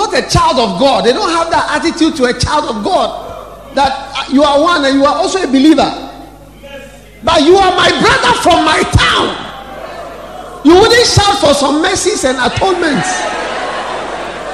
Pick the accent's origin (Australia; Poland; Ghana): Ghana; Accra, Greater Accra; I'm from Accra.